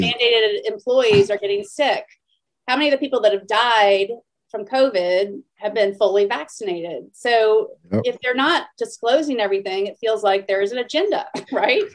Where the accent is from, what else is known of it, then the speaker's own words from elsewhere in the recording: Atlanta, Georgia, United States; moved away as an adult; also born or lived in Stanford, California; now in Houston, United States; I grew up in Atlanta